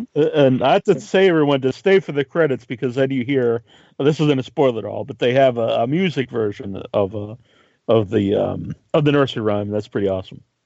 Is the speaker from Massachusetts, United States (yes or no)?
yes; Cape Cod, Massachusetts, United States; we're both from Cape Cod in Massachusetts